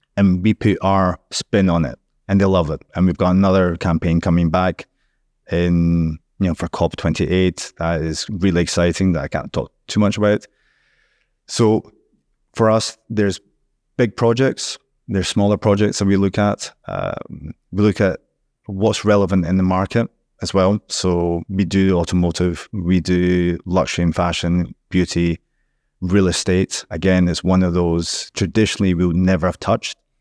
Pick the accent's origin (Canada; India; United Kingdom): United Kingdom; Scotland; now in Dubai, United Arab Emirates